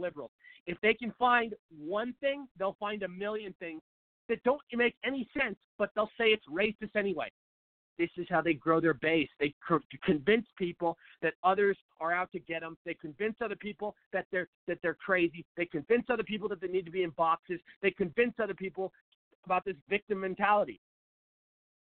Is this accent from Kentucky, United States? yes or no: no; Seattle, Washington, United States; moved away as an adult; now in Phoenix, United States; I'm from Seattle